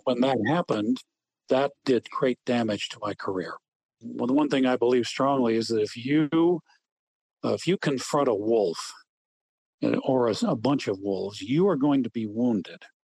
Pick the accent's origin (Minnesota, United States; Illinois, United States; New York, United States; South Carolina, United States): Illinois, United States; Wheaton; having grown up in Wheaton, Illinois